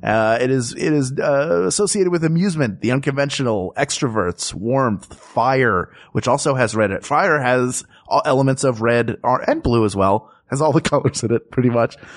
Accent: Philadelphia, Pennsylvania, United States; moved away; Philadelphia, my hometown

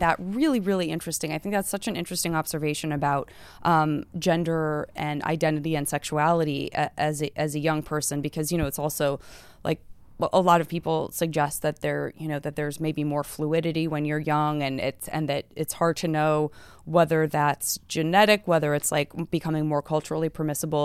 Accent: Arizona, United States; I'm from Arizona

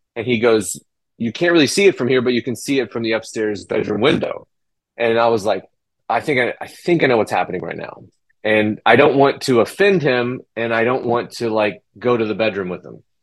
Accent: Illinois, United States; moved away; where I grew up in Illinois

